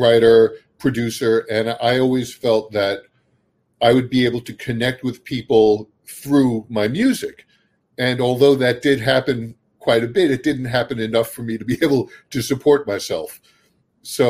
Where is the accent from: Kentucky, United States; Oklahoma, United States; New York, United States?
New York, United States; Brooklyn; moved away as an adult; now in New Jersey, United States; I grew up in a very urban Brooklyn